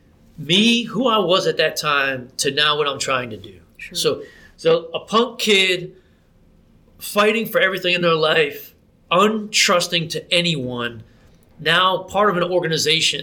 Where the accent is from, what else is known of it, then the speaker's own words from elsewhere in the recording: New Jersey, United States; moved away as an adult; I grew up in New Jersey